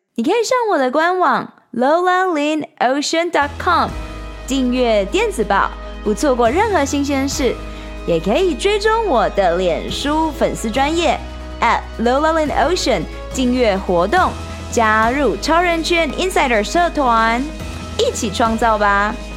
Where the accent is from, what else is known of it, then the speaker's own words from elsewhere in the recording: Taiwan; moved away as an adult; also born or lived in United States / Shanghai, China; 台湾，四面环海，从小在大海与大山之间长大